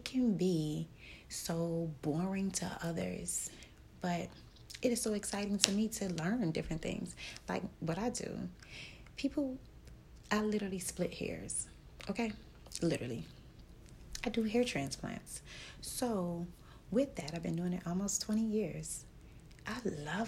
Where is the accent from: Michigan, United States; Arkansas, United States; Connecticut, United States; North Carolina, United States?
Michigan, United States; Detroit; moved away